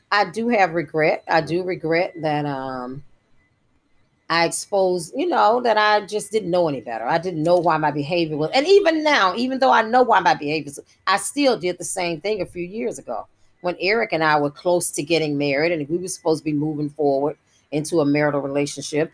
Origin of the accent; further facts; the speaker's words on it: Jackson, Mississippi, United States; I was delivered, I think, by Dr. Robert Smith or Dr. Britton, one of the African American doctors that was prominent in the, our community in Jackson, Mississippi at that time